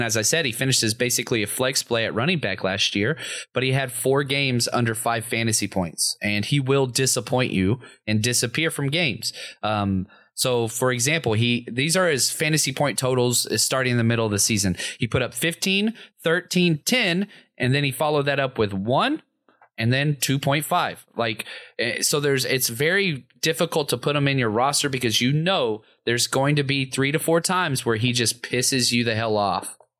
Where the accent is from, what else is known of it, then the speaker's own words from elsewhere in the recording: the South, United States; I'm from the South